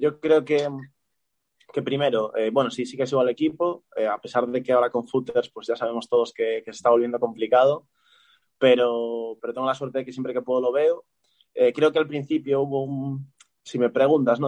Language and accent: Spanish; A Coruña, Galicia, Spain; moved away as an adult; also born or lived in Ferrol; now in Dominican Republic; yo soy de Coruña